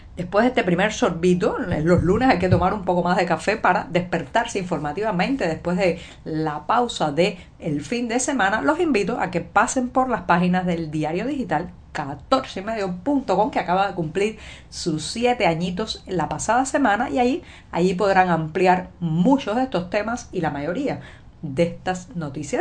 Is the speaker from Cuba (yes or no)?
yes; Cuba; cubana, periodista, ciudadana